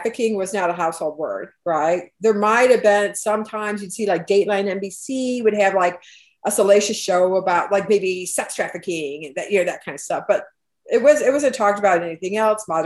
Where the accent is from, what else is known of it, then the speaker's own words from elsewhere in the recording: United States; being an American